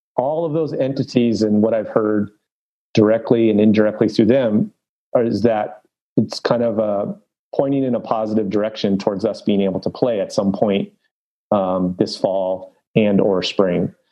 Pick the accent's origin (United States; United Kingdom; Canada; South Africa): United States; Los Angeles, California; I grew up in Los Angeles, North San Fernando Valley.